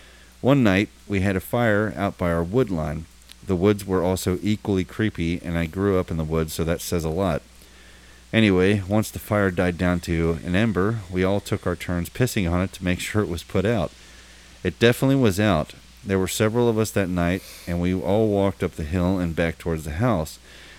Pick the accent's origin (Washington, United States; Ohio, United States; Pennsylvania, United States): Ohio, United States; Cincinnati; I'm from Cincinnati. I'm 30, and most of this stuff that had happened, it was when I was from the ages of 8 until I was 18 and moved out.